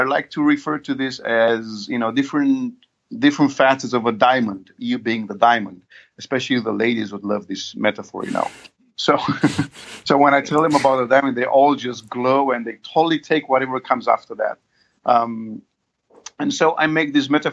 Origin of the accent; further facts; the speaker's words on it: Romania; I'm from Romania.